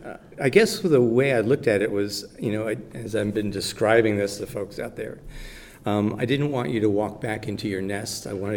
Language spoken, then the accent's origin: English; New York City, New York, United States; moved away as an adult; now in Columbus, United States; I grew up just in Queens and Manhattan, and lived there and worked on 57th Street.